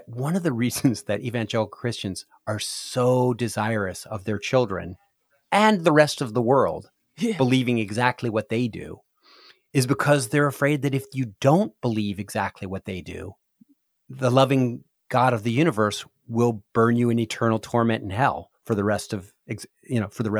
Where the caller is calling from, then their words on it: Cincinnati, Ohio, United States; I am calling in from not that far away. I'm just down the road in Cincinnati, Ohio.